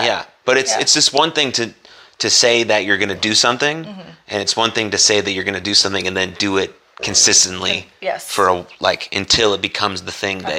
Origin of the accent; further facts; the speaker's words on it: California, United States; moved away; also born or lived in Philadelphia; I've lived in both those sides of the country. And I was born in California.